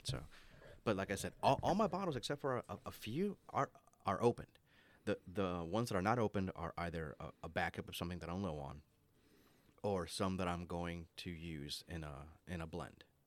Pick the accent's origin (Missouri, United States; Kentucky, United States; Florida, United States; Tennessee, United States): Florida, United States; Orlando; moved away; I grew up in Orlando